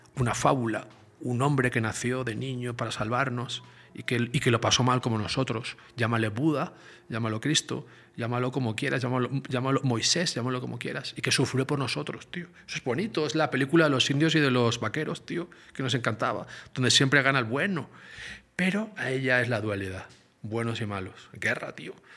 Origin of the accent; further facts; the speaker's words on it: Barcelona, Catalonia, Spain; nací en Barcelona, en el Mediterráneo